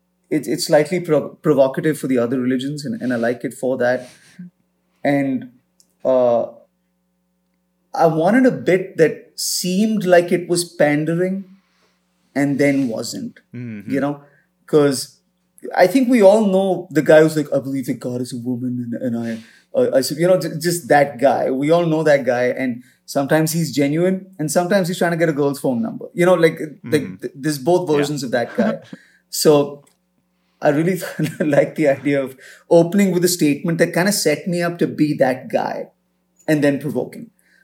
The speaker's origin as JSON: {"language": "English", "country": "India", "tie": "born or raised there", "said": "I think it's just, you know, because I grew up in India and then my parents were in Africa and I was in boarding school back in India."}